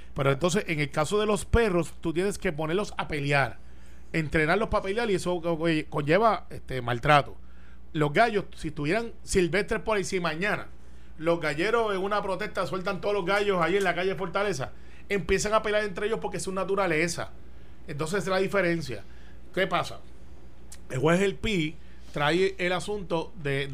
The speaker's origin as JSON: {"language": "Spanish", "town": "Humacao", "country": "Puerto Rico", "tie": "born or raised there", "said": "por Humacao, por mi pueblo"}